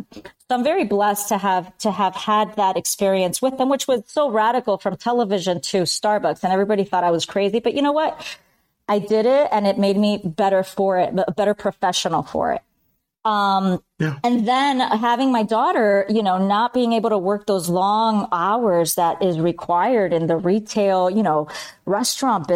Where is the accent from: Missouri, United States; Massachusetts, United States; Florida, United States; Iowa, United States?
Florida, United States; Miami; also born or lived in Bogota, Colombia / Spain / Chicago; I did second grade in Miami. And the rest is history. I'm a Miami girl. Raised by my Cuban American family